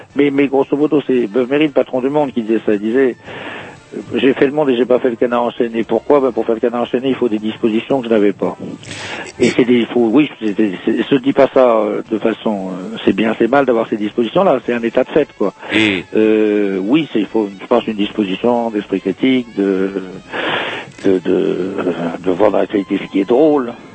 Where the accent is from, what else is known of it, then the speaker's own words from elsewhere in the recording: Brittany, France; moved away as an adult; also born or lived in Rennes / Paris; Je suis né dans le Morbihan